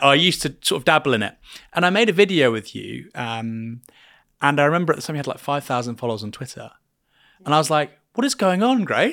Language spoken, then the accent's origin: English; Bournemouth, South West England, United Kingdom; I'm from Bournemouth.